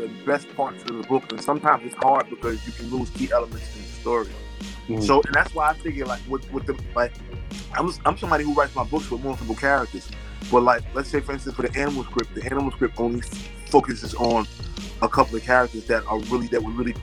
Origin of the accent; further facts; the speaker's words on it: New York, United States; I'm from New York.